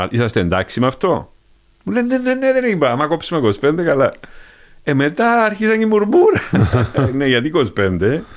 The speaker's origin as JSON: {"language": "Greek", "area": "Evros", "region": "Eastern Macedonia and Thrace", "country": "Greece", "said": "και γυρίσματα στα μέρη μου πάνω, στον, στον Εύρο."}